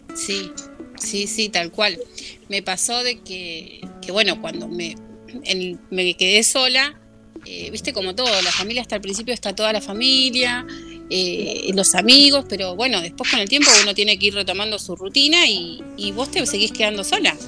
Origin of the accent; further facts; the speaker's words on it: Virrey del Pino, Buenos Aires Province, Argentina; yo soy de eh, Buenos Aires, zona oeste.